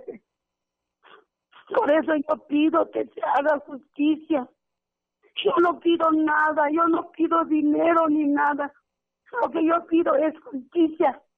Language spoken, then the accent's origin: Spanish; Arantepacua, Michoacán, Mexico; de aquí de Arantepacua … Soy viuda